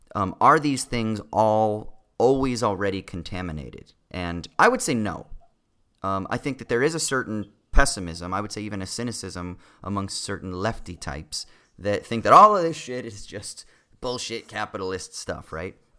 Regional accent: Southern California, United States; the thirty years or whatever of growing up in Southern California

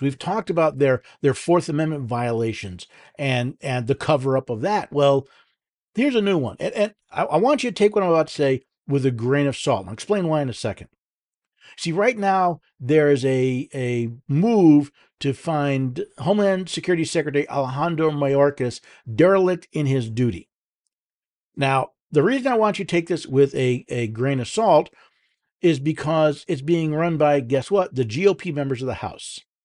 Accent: Tennessee, United States; from my hometown, uh, home state of Tennessee

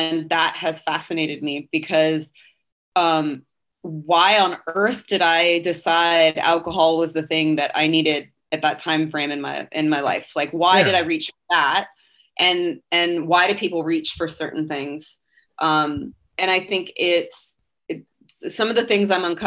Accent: California, United States; moved away as an adult; now in Nashville, United States; I'm also a Californian.

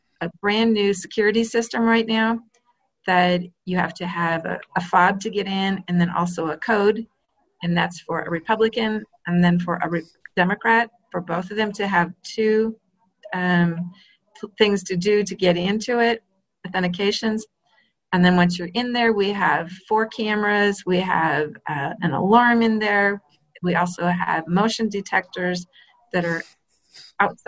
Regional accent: North Dakota, United States; now in Monroe County, Indiana, United States; North Dakota. I'm glad you mentioned North Dakota. That's my home state.

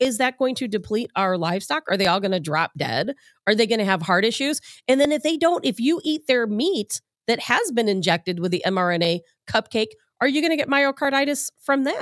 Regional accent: Chicago, Illinois, United States; now in St. Louis, United States; I'm from Chicago.

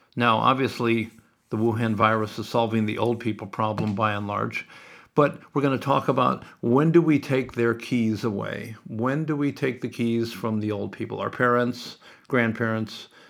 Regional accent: Sioux City, Iowa, United States; growing up in Sioux City

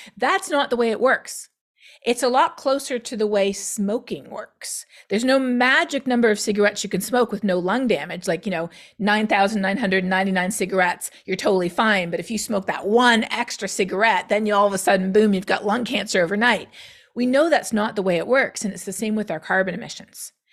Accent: Canada; now in United States; being Canadian is actually very important for me working in climate change in the United States

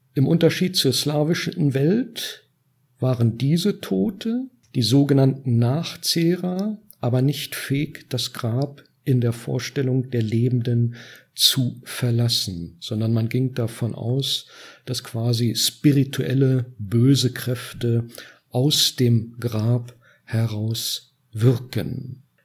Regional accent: Northern Germany, Germany; bin norddeutsch äh, äh, sozialisiert und realisiert

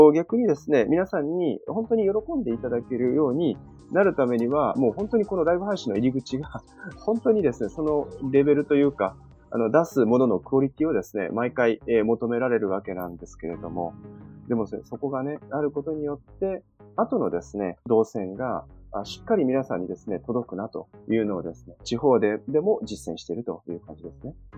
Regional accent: Tottori, Japan; ふるさとの鳥取県鳥取市は20万人もいない都市

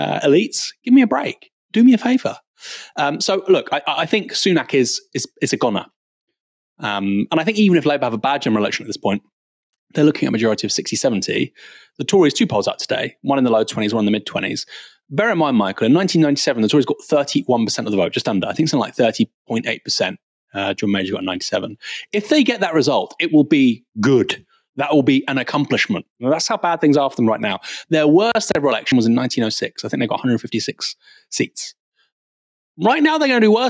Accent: United Kingdom; I'm a British Iranian.

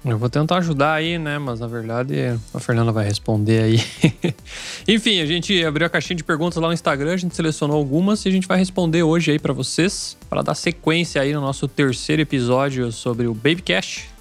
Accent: Brazil; now in Germany; A gente, como brasileiro

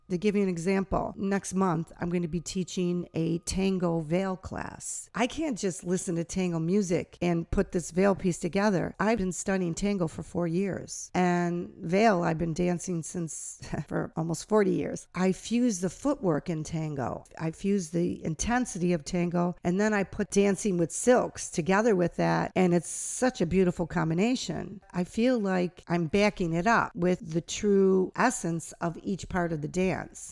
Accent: United States; I'm American

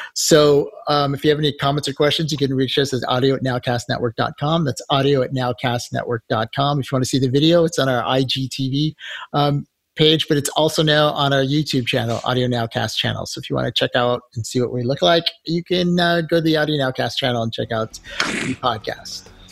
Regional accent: United States; we're from America

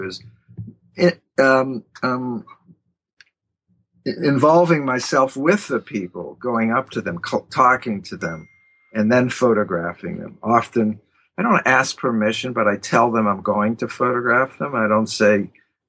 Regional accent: Pittsburgh, Pennsylvania, United States; now in New York, United States; I'm from Pittsburgh.

